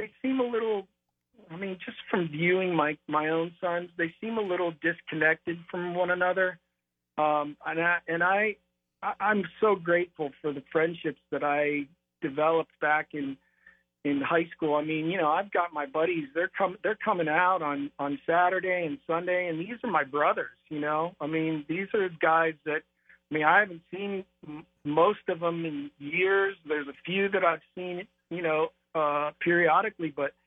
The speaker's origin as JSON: {"language": "English", "town": "North Canton", "region": "Ohio", "country": "United States", "tie": "born or raised there", "moved": "as an adult", "lives_now": "Los Angeles, United States", "said": "growing up in Ohio"}